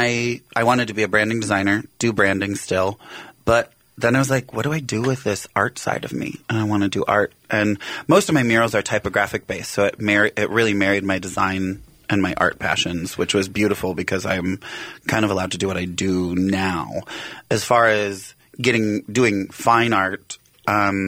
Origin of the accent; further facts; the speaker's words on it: Ridgeland, Wisconsin, United States; Originally Ridgeland, Wisconsin, which is a town of 260 people